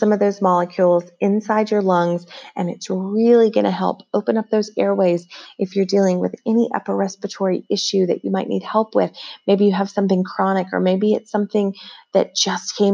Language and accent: English; Tennessee, United States; now in Las Vegas, United States; we currently live in Las Vegas, Nevada, but I'm from Tennessee, born and raised, and well, not born there, but raised there from the age of 2 on